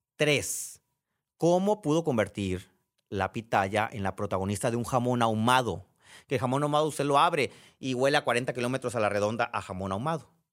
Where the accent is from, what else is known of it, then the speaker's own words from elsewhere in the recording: Sonora, Mexico; quienes somos de Sonora